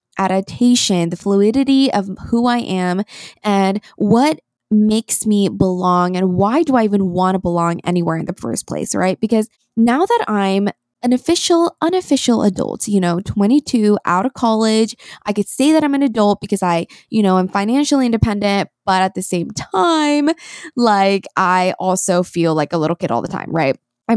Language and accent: English; South Korea; born there; I was born in Korea. I am 100% Korean and my entire family is here.